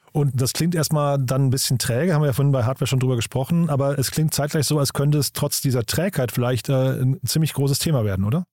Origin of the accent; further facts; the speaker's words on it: Rhine-Main area, Germany; Ich komme aus dem Rhein-Main-Gebiet